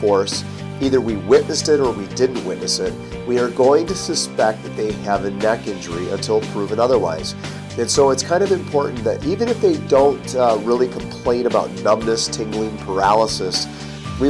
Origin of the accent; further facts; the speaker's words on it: Michigan, United States; Michigan, my home state